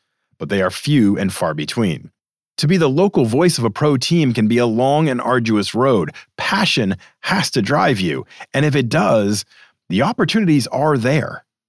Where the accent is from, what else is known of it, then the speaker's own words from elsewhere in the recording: Massachusetts, United States; I'm from Massachusetts.